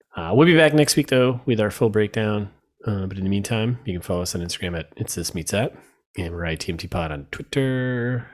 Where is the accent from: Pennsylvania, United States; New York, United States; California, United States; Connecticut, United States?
Connecticut, United States; I'm from Connecticut.